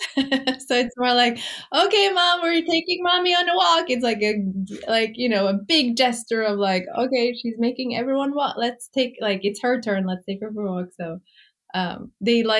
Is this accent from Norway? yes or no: yes; Norway; moved away as an adult; now in New York, United States; I grew up in Norway